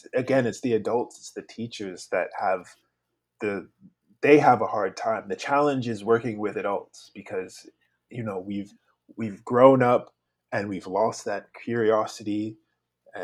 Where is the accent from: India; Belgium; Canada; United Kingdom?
Canada; Victoria, British Columbia; also born or lived in Savannah, Georgia, United States; I'm originally from Savannah, Georgia, but I've grown up on the traditional territories of Lekwungen speaking people, known as Victoria.